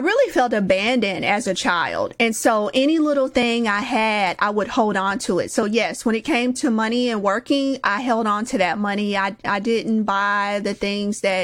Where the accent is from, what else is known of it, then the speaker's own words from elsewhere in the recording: Indianapolis, Indiana, United States; I grew up in Indianapolis, Indiana, over by the Motor Speedway